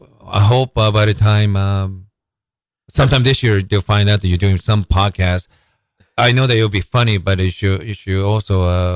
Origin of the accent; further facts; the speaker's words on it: Seattle, Washington, United States; I'm really fascinated because I'm from Seattle. I love my teams